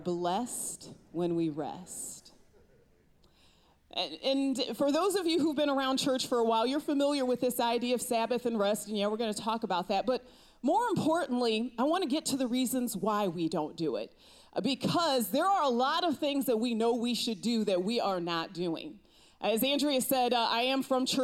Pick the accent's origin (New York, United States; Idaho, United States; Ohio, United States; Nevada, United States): Ohio, United States; I am from Ohio